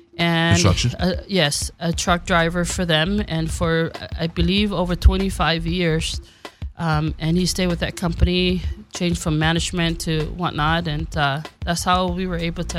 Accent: Samoa; moved away; I am from Upolu, Western Samoa. I grew up there all my life and went to school

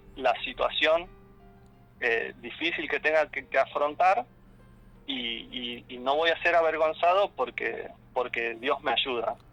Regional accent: Resistencia, Chaco, Argentina; now in Buenos Aires, Argentina; Soy oriundo de Resistencia, Chaco. Y vivo, y vivo ahora acá en Buenos Aires, en Capital.

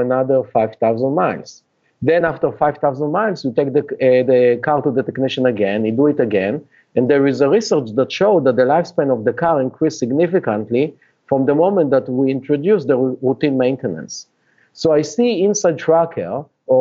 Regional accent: Israel; English is a second language; moved away as an adult; now in United States; you can hear from my accent that I'm not a Native American, and I actually was born and raised in Israel

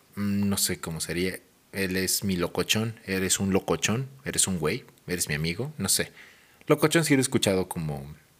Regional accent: Mexico City, Mexico; moved away as an adult; now in Hidalgo, Mexico; haber nacido en Ciudad de México y haberme criado y desarrollado. Básicamente me formé en Ciudad de México y ya después vine a Hidalgo.

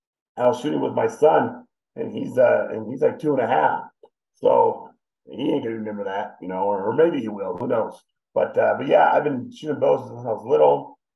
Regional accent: California, United States; Southern California, yeah.

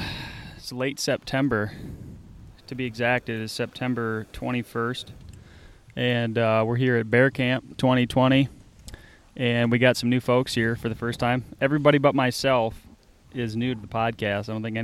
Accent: Grand Rapids, Michigan, United States; And it turns out we're all from the Grand Rapids area.

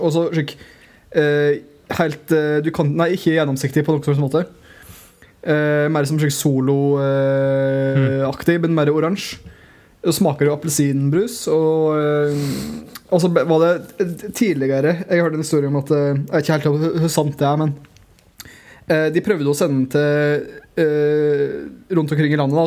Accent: Telemark, Norway; jeg er fra Telemark

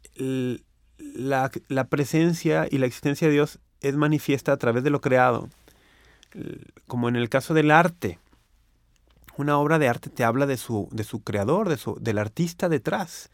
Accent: Mexico; aquí en México

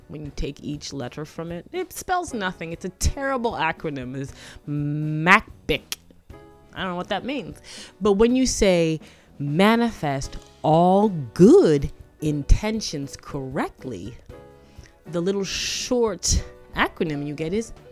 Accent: Toronto, Ontario, Canada; I grew up in Toronto, Canada, and Scarborough.

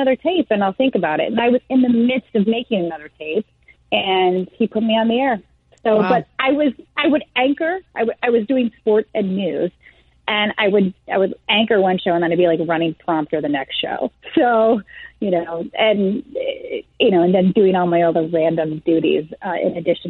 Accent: Midwest, United States; moved away as an adult; also born or lived in Dayton / Cincinnati / Chicago; now in New York, United States; I'm born and raised in the Midwest

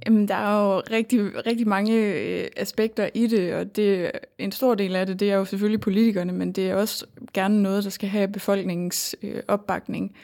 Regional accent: North Jutland, North Denmark Region, Denmark; accent: North Jutlandic; moved away as an adult; now in Aarhus, Denmark; jeg kommer fra Nordjylland, så jeg tror mere, det er den nordiske accent, der engang imellem får lov at slippe igennem.

